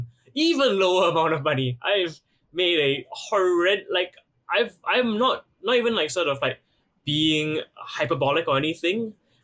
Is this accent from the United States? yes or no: no; Singapore; I am Singaporean based here.